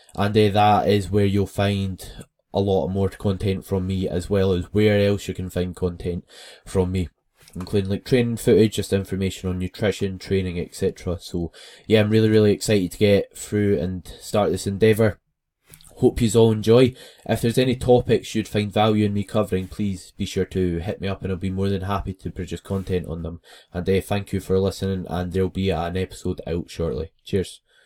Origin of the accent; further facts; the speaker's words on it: West Lothian, Scotland, United Kingdom; I am from West Lothian, which is somewhere in Scotland